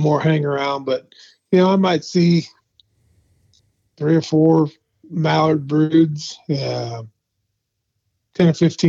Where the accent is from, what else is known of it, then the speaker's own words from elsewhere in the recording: Illinois, United States; moved away as an adult; now in Missouri, United States; I grew up in Illinois